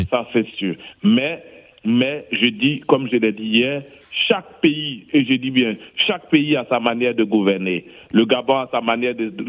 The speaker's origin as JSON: {"language": "French", "country": "Côte d’Ivoire", "said": "comme on dit chez nous en Côte d'Ivoire."}